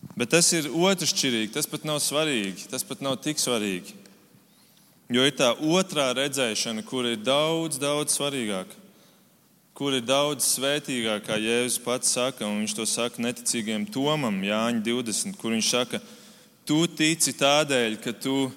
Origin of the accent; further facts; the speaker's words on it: Germany; now in Latvia; Tad, kad es vēl dzīvoju Vācijā, es esmu uzaugusi Vācijā